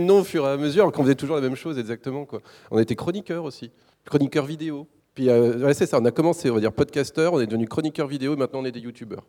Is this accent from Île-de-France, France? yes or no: no; Ploubalay, Brittany, France; je suis né dans un petit village qui s'appelle Ploubalais en 1982. Euh, c'est en Bretagne